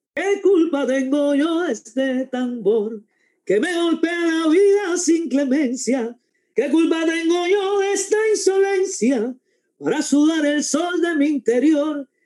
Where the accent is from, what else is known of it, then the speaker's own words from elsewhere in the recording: Cuba; moved away; yo me fui de Cuba